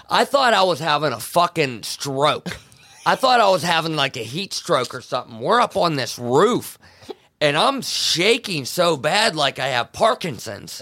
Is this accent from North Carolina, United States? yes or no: no; Farmville, Pennsylvania, United States; I'm from Farmville, Pennsylvania